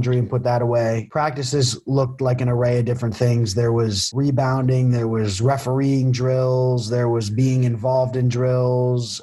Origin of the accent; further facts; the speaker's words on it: Danbury, Connecticut, United States; moved away as an adult; now in Lynchburg, United States; I'm from Danbury, Connecticut. I graduated from Danbury High School